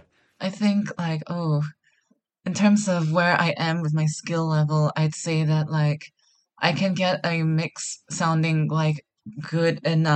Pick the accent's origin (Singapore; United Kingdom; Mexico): Singapore; I'm a producer from Singapore.